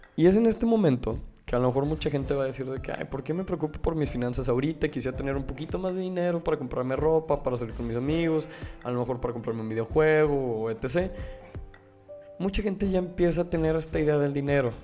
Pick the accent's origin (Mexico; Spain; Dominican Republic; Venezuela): Mexico; Como mexicanos